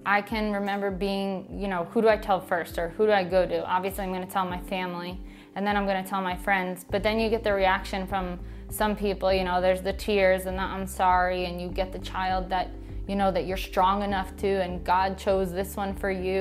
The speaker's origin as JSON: {"language": "English", "town": "Shoreham", "region": "New York", "country": "United States", "tie": "born or raised there", "also_born_or_lived": "Wading River, New York / Massachusetts / Louisville, Kentucky", "said": "I grew up in Shoreham, went to Shoreham Wading River High School"}